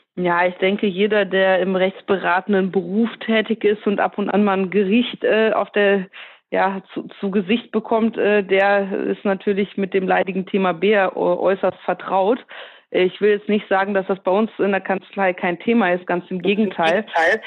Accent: Ruhr area, North Rhine-Westphalia, Germany; ich komme aus dem Ruhrgebiet

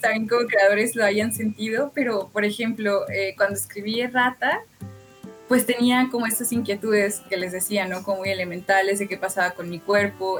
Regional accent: Orizaba, Veracruz, Mexico; moved away as an adult; also born or lived in Puebla / Mexico City; yo vengo de Orizaba, que es, digamos, la periferia de la periferia

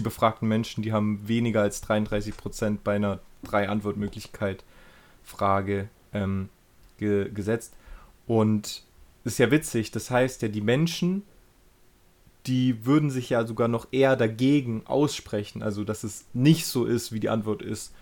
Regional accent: Germany; bei uns in Deutschland

